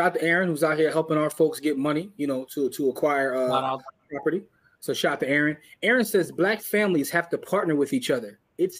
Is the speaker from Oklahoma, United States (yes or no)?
no; New Jersey, United States; also born or lived in New York, United States; When I grew up in New Jersey, New York, they didn't even have ribs.